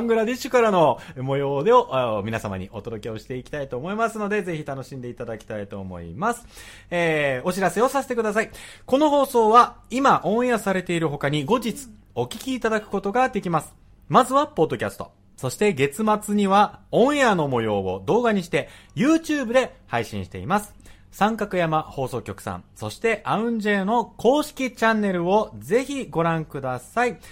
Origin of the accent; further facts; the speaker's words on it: Tokyo, Japan; 出身は僕富山県じゃなくて東京都なんですけど